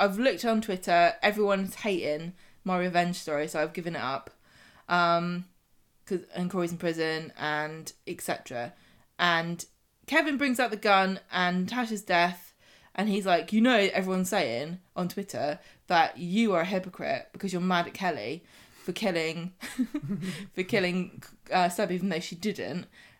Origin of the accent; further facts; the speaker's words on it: United Kingdom; But I guess we're British, so it goes with the territory, literally.